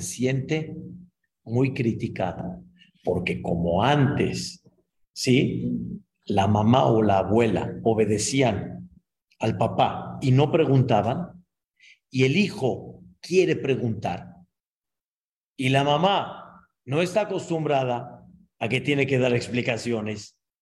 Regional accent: Mexico; Yo nací aquí en México y en la cuna que yo nací, pues en mi época lo que había era, ya, Espíritu, Capulina, este, Cantinflas

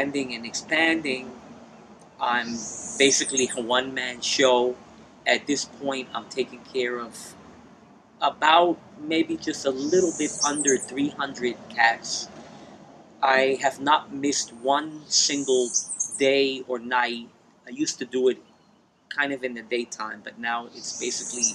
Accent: United States; moved away as an adult; also born or lived in New Jersey / New York City; now in San Juan, Puerto Rico; I am originally from New Jersey and New York City

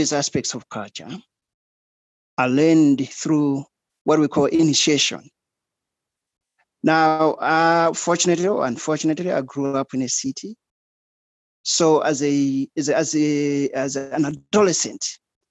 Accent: Malawi; moved away as an adult; also born or lived in Australia

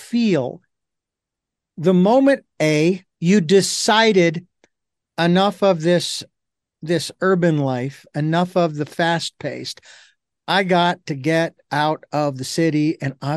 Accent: Phoenix, Arizona, United States; I of course grew up in rural or urban, I should say, Phoenix, Arizona

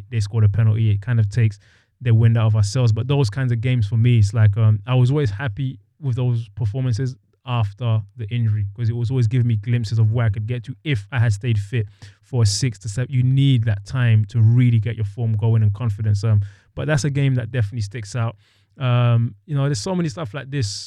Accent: England, United Kingdom; I grew up in England where he's like the king of England.

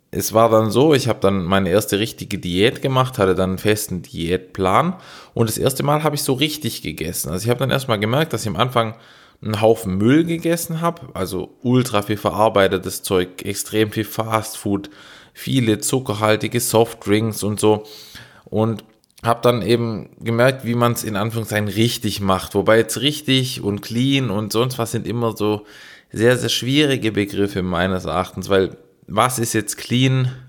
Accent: Baden-Württemberg, Germany; ich bin Schwabe

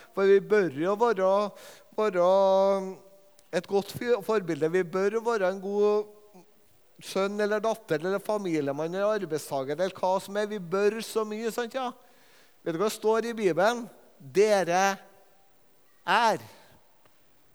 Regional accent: Levanger, Trøndelag, Norway; på Levanger, der jeg er fra

